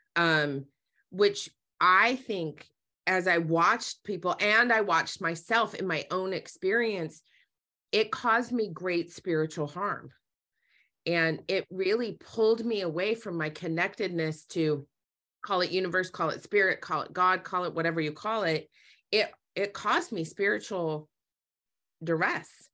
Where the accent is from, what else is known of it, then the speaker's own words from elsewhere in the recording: Utah, United States; I grew up in Utah